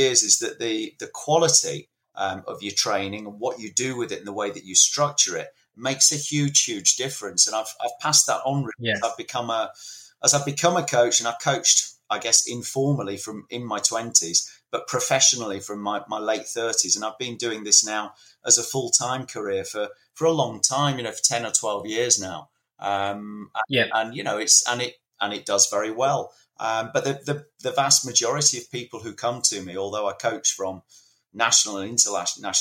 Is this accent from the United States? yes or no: no; Leeds, Yorkshire and the Humber, United Kingdom; I was growing up in Leeds in the 70s.